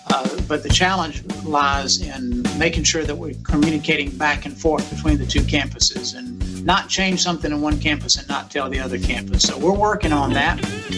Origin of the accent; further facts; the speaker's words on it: Hattiesburg, Mississippi, United States; also born or lived in Rolling Fork, Mississippi; I'm a native Mississippian, as we've discussed, I was born in the Delta in Rolling Fork, the big city of Rolling Fork, if you have any idea where that is. Thankfully, my parents moved south when I was very, very young, and I grew up here in the Hattiesburg area.